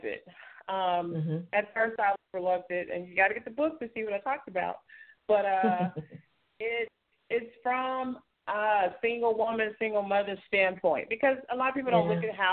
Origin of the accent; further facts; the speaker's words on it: Oklahoma City, Oklahoma, United States; I am from Oklahoma City, Oklahoma